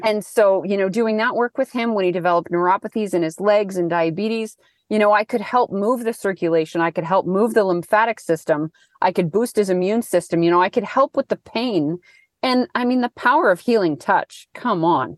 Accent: Thunder Bay, Ontario, Canada; now in Wellington, New Zealand; I'm from Thunder Bay area.

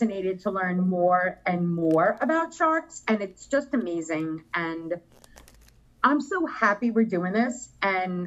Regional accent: New York, United States; I'm from New York

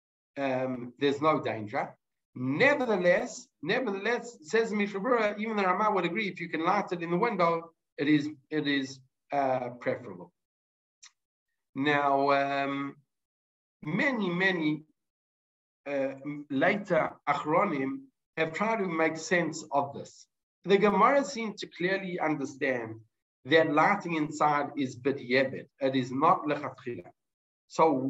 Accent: South Africa; now in Israel; as a South African who's made Aliyah

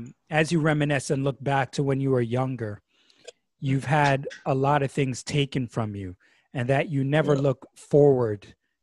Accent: Montreal, Quebec, Canada; I grew up in Montreal as well.

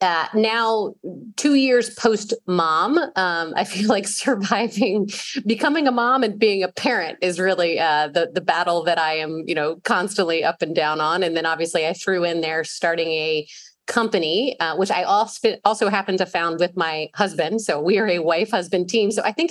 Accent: the South, United States; accent: Southern; As much as I feel like my Southern accent has gone away, there's certain words and then certain times, like when I talk to my mother on the phone.

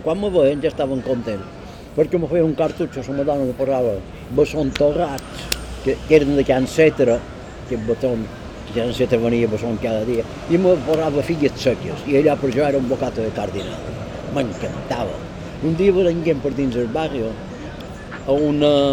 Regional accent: Palma, Balearic Islands, Spain; Jo quan vaig néixer a Esquerrer, aquí a la trava, jo no tenia aigua

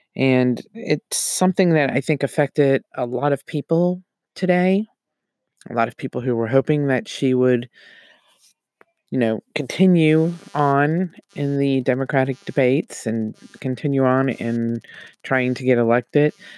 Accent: United States

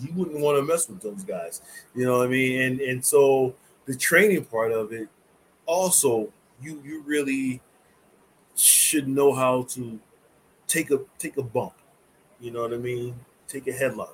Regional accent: New Jersey, United States; also born or lived in North Carolina; I grew up in New Jersey with my grandmother

